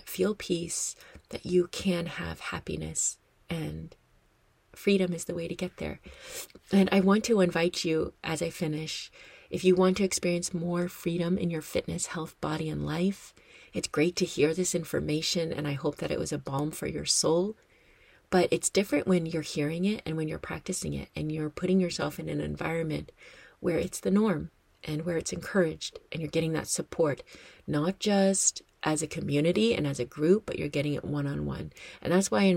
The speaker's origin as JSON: {"language": "English", "country": "United States", "also_born_or_lived": "Madison", "said": "I am American and I am based in America"}